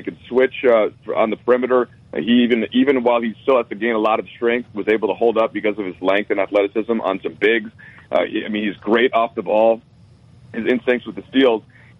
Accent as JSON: {"language": "English", "region": "Minnesota", "country": "United States", "moved": "yes", "lives_now": "Los Angeles, United States", "said": "I'm actually originally from Minnesota, and so I still watch the Timberwolves a lot. I've been in LA since 2008 now, so I've been there for a while"}